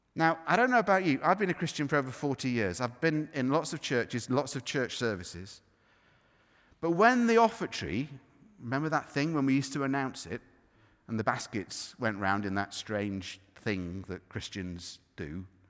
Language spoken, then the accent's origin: English; United Kingdom; we're, we're British.